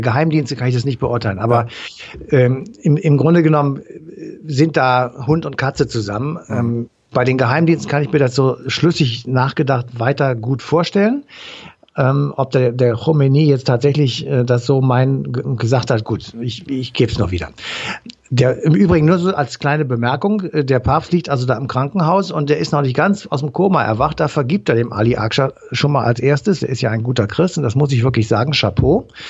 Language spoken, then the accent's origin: German; Cologne, North Rhine-Westphalia, Germany; Als Kölner